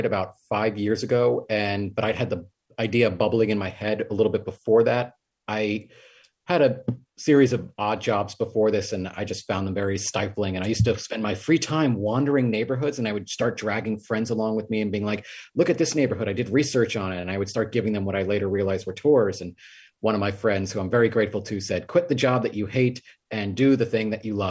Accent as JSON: {"language": "English", "town": "New York City", "region": "New York", "country": "United States", "tie": "born or raised there", "also_born_or_lived": "Flatbush, Brooklyn", "said": "I grew up in Queens, in South Richmond Hill specifically."}